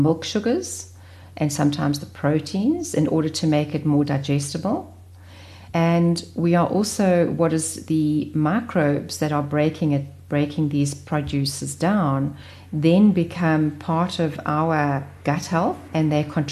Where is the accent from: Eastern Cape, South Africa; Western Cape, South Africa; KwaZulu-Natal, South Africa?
KwaZulu-Natal, South Africa; growing up in Natal